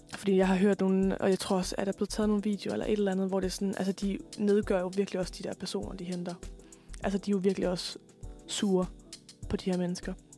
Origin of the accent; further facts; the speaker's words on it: West Jutland, Central Denmark Region, Denmark; jeg kommer jo fra Vestjylland